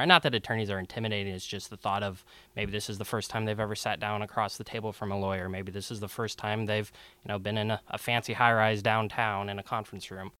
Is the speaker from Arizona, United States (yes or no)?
no; Seattle, Washington, United States; I was born and raised here in Seattle